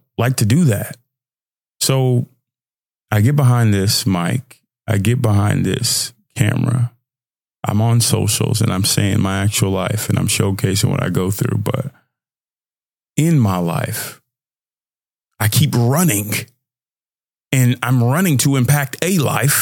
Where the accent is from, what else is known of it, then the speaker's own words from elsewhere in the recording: Nigeria; I'm Nigerian.